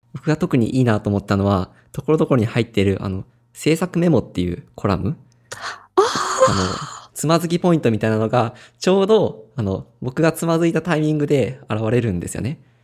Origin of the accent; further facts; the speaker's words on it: Ehime, Japan; 地元が愛媛なんですけど